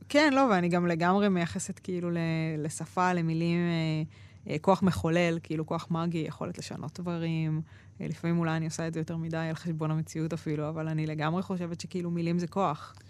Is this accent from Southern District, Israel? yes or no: no; Ramla, Central District, Israel; moved away; also born or lived in Jerusalem; גדלתי ברמלה